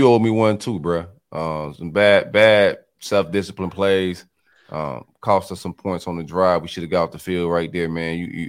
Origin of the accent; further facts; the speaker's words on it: Belle Glade, Florida, United States; accent: country; I'm from Belgrade, bro. If I do sound country, the country come out sometimes. Then yeah, I'm country, bro.